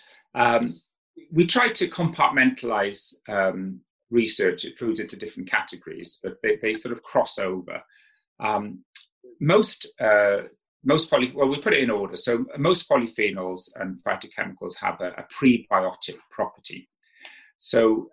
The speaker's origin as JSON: {"language": "English", "region": "South Wales", "country": "United Kingdom", "tie": "born or raised there", "moved": "as an adult", "said": "when I grew up in South Wales"}